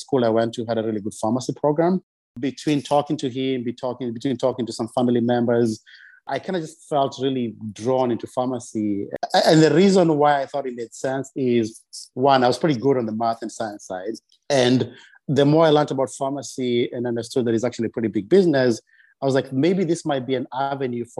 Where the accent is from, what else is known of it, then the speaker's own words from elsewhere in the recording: Kenya; moved away; also born or lived in Loitoktok, Kenya; I grew up in Kenya. I was born in a small town called Loitoktok, which sits on the border of Kenya and Tanzania